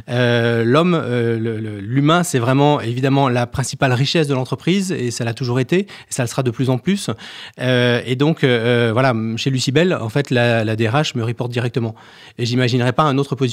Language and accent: French; Saint-Étienne, Auvergne-Rhône-Alpes, France; Parce que je suis stéphanois, effectivement.